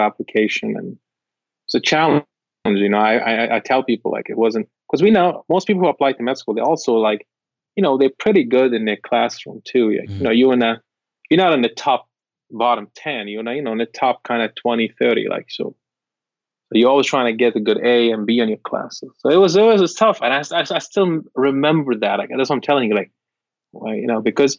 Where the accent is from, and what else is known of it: Syria; English is a second language; now in United States